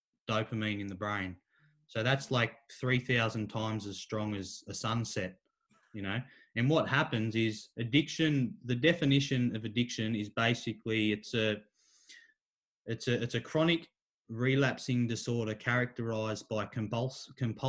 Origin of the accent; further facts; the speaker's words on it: Kincumber, New South Wales, Australia; also born or lived in Warwick Farm, Sydney; I'd come back to my hometown, Kincumber